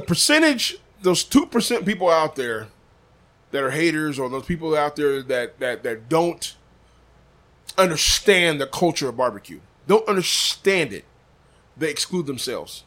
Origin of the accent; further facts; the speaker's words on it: Des Moines, Iowa, United States; I'm from Iowa